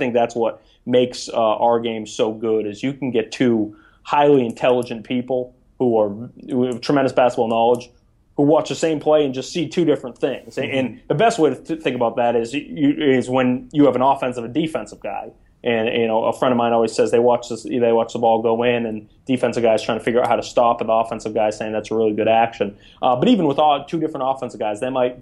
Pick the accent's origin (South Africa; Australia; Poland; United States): United States; Maine; moved away as an adult; also born or lived in New York / New Jersey; University of Maine, my home state, for 2 years